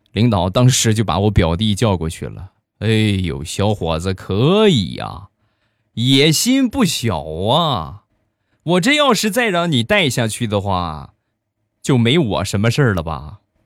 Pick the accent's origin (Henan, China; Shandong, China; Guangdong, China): Shandong, China; 我呢山东人